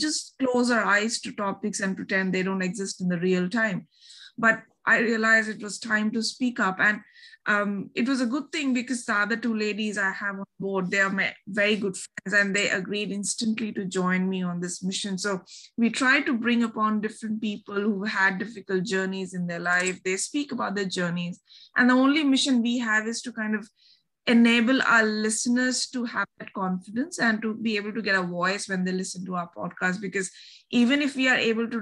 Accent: Delhi, India; first language Bengali; English is a second language; moved away as an adult; now in Melbourne, Australia; I was originally born and raised in India, in Delhi, the capital city of India. I moved to Australia in 2013

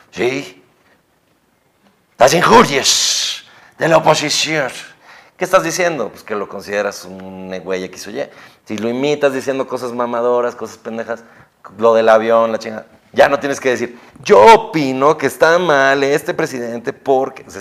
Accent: Ecatepec, State of Mexico, Mexico; tengo 27 años y sí, sí soy de Catepec, ¿no?

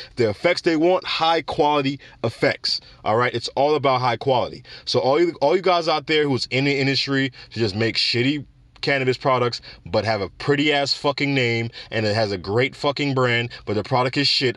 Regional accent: Jamaica; my home country of Jamaica

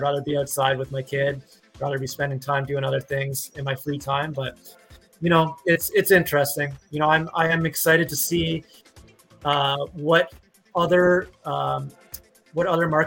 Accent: Canada; accent: Canadian; my Canadian accent

